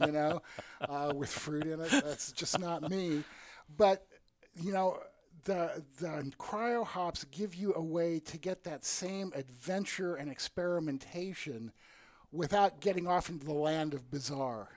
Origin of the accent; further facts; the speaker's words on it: the middle of Iowa, United States; I grew up in the middle of Iowa in, okay. in the 50s and 60s.